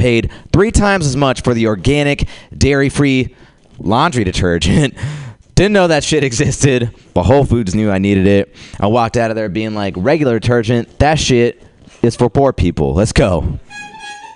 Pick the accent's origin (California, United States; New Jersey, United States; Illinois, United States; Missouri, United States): California, United States; San Jose; I grew up in San Jose